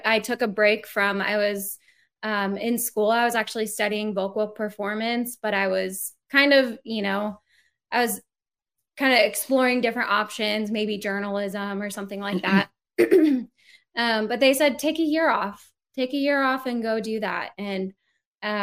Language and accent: English; Phoenix, Arizona, United States; moved away; I grew up in Phoenix, Arizona